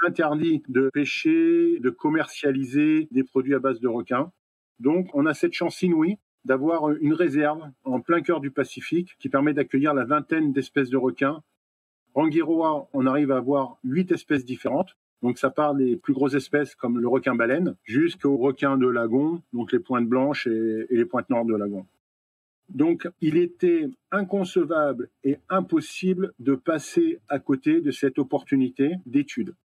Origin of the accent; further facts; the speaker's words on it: French Polynesia; now in Rangiroa, French Polynesia; Je suis né à Tahiti